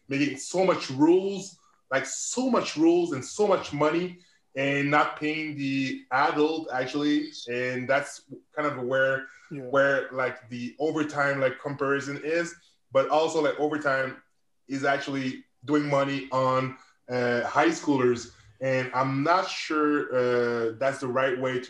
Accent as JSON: {"language": "English", "country": "Canada", "said": "I'm a Canadian"}